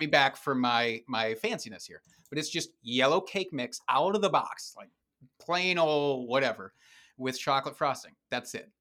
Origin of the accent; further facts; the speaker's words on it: Dubuque, Iowa, United States; now in Wisconsin, United States; Dubuque, Iowa, which is a stone's throw away from where I live now in Wisconsin.